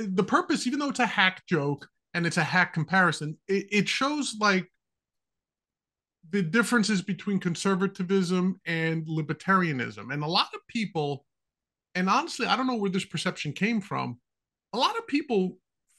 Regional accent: New York, United States; As a young man growing up in New York

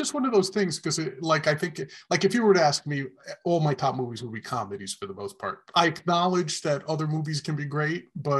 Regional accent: New York City, New York, United States; I grew up in New York. I'm a Bronx boy.

